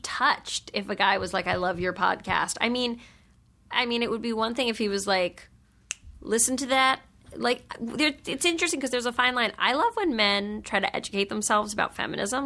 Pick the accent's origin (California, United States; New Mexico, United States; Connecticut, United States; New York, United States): New York, United States; I grew up in New York